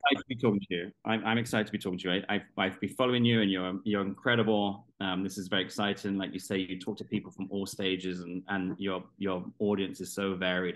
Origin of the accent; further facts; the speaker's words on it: London, United Kingdom; i'm from london south london